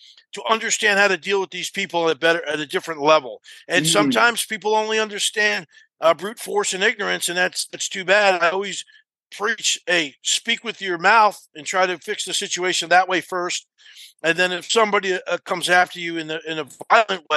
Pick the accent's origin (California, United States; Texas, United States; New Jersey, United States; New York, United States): New Jersey, United States; I was growing up in New Jersey in a very tough area